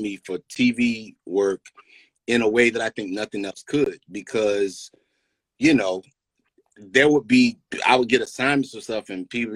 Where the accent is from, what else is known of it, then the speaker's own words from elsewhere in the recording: Greensboro, North Carolina, United States; that's my hometown, Greensboro, North Carolina